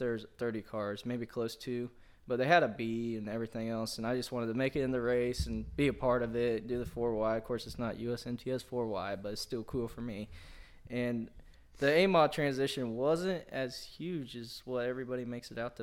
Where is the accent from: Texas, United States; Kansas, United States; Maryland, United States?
Kansas, United States; Chanute; we grew up together being in Chanute